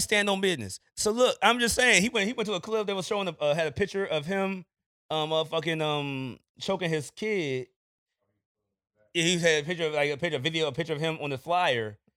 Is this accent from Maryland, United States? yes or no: yes; Landover, Maryland, United States; I'm from Landover